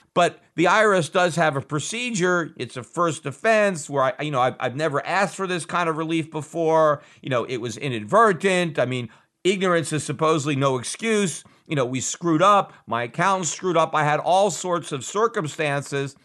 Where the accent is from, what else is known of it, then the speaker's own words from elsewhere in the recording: United States; as an American